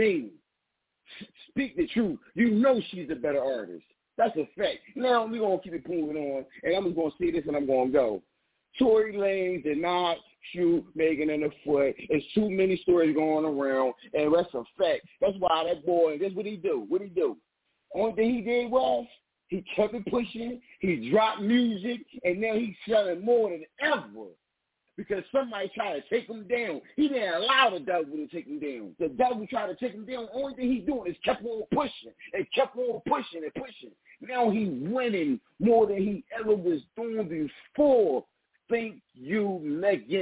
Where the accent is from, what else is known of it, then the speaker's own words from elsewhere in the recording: Philadelphia, Pennsylvania, United States; I'm from Philly, baby.